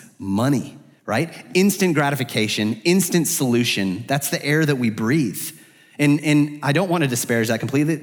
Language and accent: English; Arizona, United States; moved away as an adult; now in Atlanta, United States; I'm from the West, I'm from Arizona